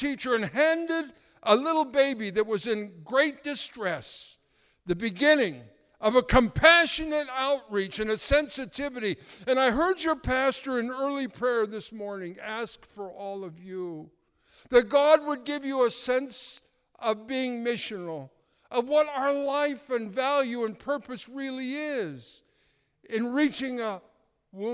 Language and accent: English; Canada; being a Canadian